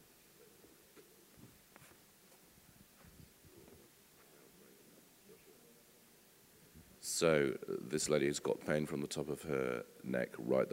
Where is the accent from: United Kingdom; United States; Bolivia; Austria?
United Kingdom; England; we're English and we like to be part of a small island